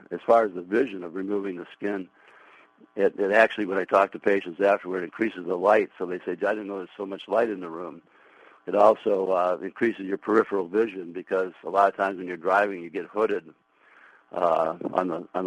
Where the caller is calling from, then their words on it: New York, United States; Well, actually, I'm in New York.